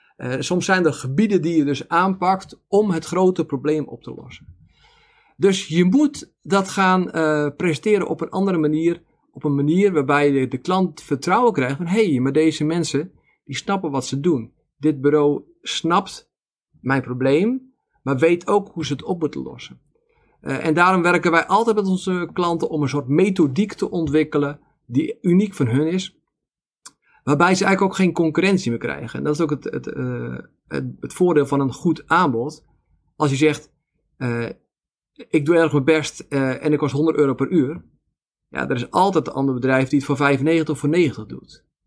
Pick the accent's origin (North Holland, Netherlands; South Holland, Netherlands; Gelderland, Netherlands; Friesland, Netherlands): North Holland, Netherlands; Zaanstreek; now in Veluwe, Netherlands; ik ben in de Zaanstreek opgegroeid